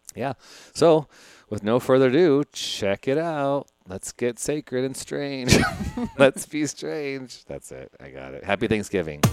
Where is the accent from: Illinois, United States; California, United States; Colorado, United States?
Illinois, United States; Chicago; my hometown of Chicago